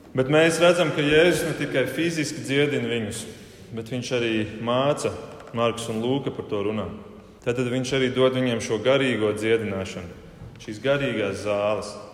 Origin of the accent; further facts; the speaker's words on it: Germany; now in Latvia; dzīvojot Vācijā, uzaugot Vācijā un dzīvojot Latvijā